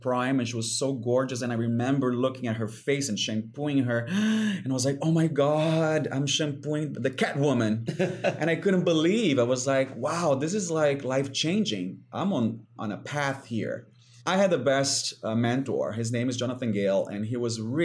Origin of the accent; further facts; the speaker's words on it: Brazil; moved away; growing up in Brazil on the beaches